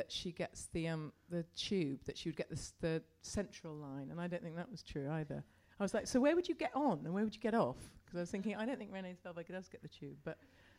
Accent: England, United Kingdom; now in Brooklyn, United States; There's something quite good about being English

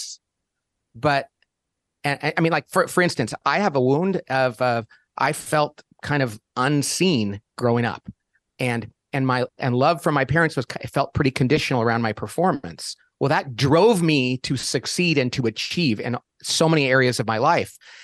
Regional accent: Bakersfield, California, United States; my parents did not go to college. I came from Central California, Bakersfield, which is a little slice of Oklahoma in the middle of California.

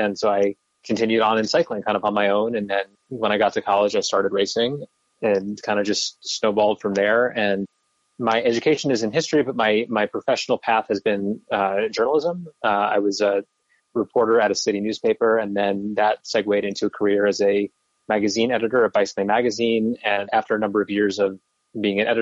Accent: New York City, New York, United States; I grew up in Brooklyn

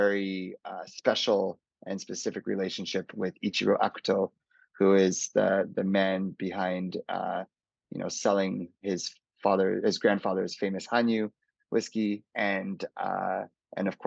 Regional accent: Calgary, Alberta, Canada; moved away as an adult; also born or lived in Hong Kong

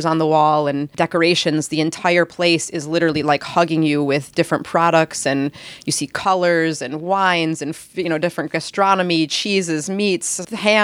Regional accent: Detroit, Michigan, United States; moved away as an adult; also born or lived in California; now in Rome, Italy; I grew up in the Detroit area, so I was there for about 29 years.

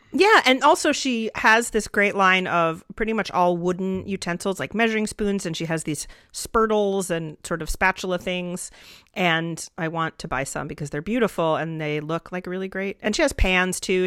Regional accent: Atlanta, Georgia, United States; I'm from Atlanta

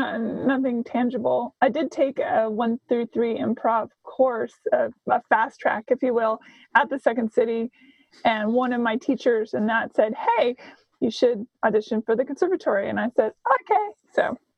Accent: Seattle, Washington, United States; moved away as an adult; also born or lived in Nashville, Tennessee / Hollywood; I hail originally from Seattle, spent 13 years in Nashville, Tennessee as a professional songwriter

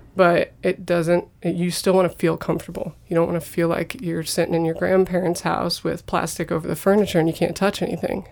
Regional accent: United States

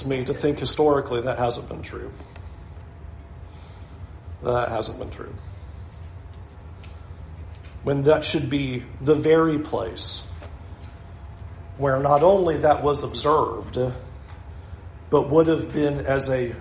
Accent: California, United States; now in West Palm Beach, United States; I came from California.

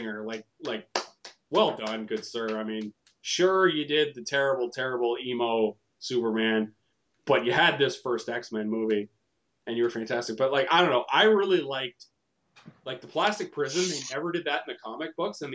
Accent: Canada; we're all Canadian here

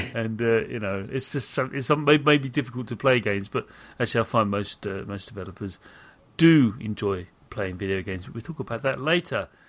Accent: United Kingdom; a British person

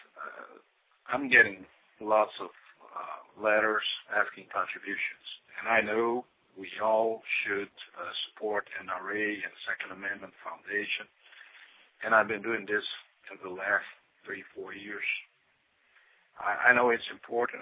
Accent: Brazil; accent: Brazilian; now in North Carolina, United States; my Brazilian accent.

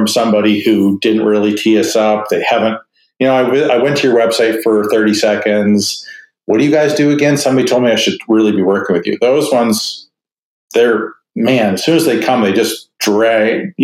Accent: Canada; I'm Canadian

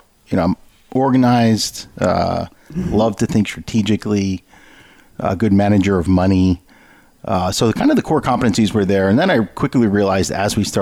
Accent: New Jersey, United States; We're from South Jersey, so we don't quite talk like

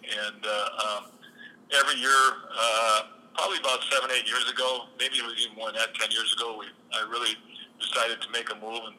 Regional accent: Owatonna, Minnesota, United States; I'm from Owatonna, Minnesota, and it's kind of the basics of where I came from, Sam.

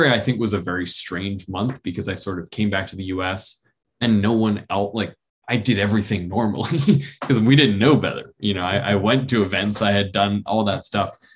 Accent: New York, United States; and I'm from New York, and so I was right outside the city in in March and April, and really all the way through that.

